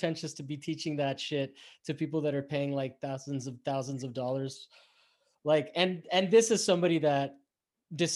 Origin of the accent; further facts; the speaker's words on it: Miami, Florida, United States; also born or lived in Rome, Italy / Bethesda; now in Los Angeles, United States; Florida. I grew up in Miami.